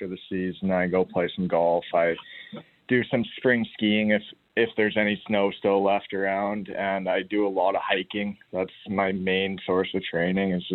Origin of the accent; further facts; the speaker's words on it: Grand Forks, British Columbia, Canada; I grew up in Grand Forks